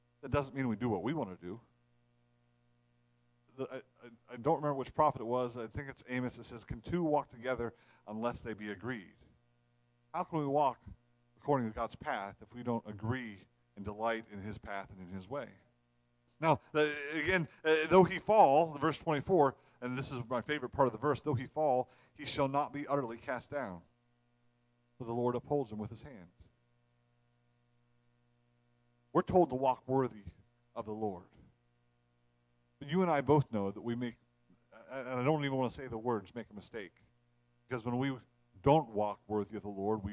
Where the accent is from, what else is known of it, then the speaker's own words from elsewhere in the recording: Ohio, United States; we're from Ohio